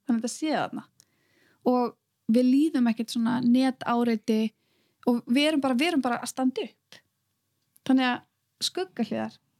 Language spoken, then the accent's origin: Icelandic; Iceland; moved away as an adult; ég er að koma frá Íslandi